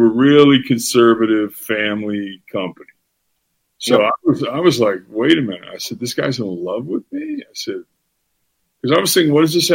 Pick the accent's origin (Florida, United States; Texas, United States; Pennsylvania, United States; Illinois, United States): Florida, United States; I'm from Florida